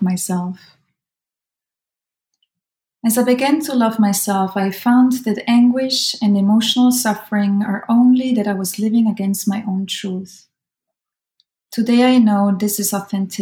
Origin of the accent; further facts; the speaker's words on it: Switzerland; moved away as an adult; I'm Swiss German, right? I'm from Switzerland